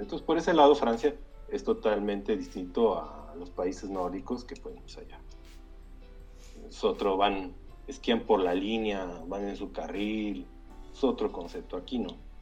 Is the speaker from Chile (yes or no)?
no; Mexico City, Mexico; moved away as an adult; yo también vivía allá en, San Ángel